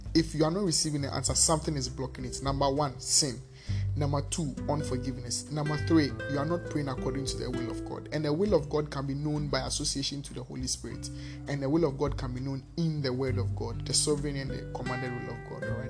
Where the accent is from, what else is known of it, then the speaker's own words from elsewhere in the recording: Ghana; Because I'm I'm Ghanaian, I'm anglophone